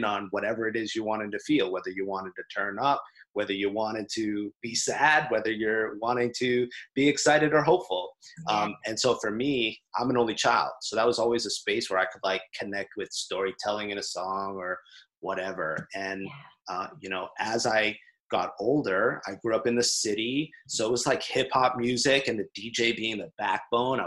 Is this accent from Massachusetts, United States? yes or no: yes; Lawrence, Massachusetts, United States; I grew up in Lawrence, Massachusetts